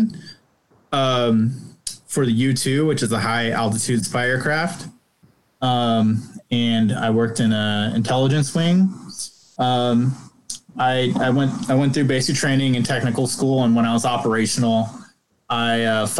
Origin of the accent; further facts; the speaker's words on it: Northern California, United States; I'm from Northern California